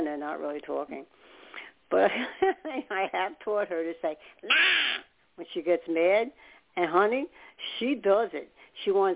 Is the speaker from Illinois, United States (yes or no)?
no; New York City, New York, United States; I was born in New York. And I was born upstate. And then we ended up moving to Staten Island. But we ended up in Brooklyn a lot